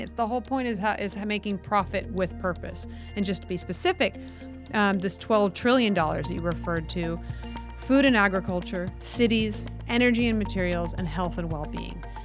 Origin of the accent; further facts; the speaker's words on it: United States; the United States, my home country